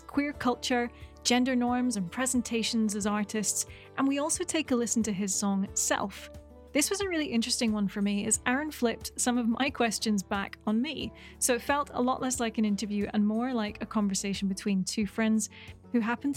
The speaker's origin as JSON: {"language": "English", "town": "New York City", "region": "New York", "country": "United States", "said": "I'm a musician from New York City"}